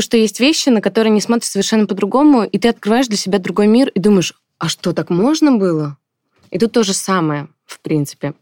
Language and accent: Russian; Russia; also born or lived in China; я родилась в России, росла в России